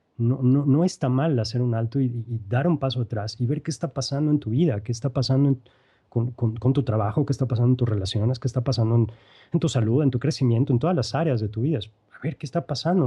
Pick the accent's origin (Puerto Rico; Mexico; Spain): Mexico; now in Querétaro, Mexico; soy queretano, eh, mexicano, mejor dicho, queretano de importación